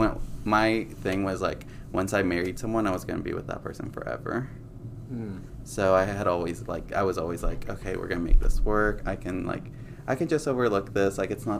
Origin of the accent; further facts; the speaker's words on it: Mexico; born there; like, my background, like, I was born in Mexico, so my parents raised me with those